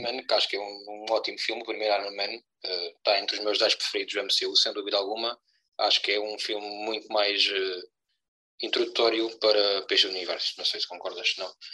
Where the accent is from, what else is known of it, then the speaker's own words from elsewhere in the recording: Algarve, Portugal; somos dois algravios com um sotaque espetacular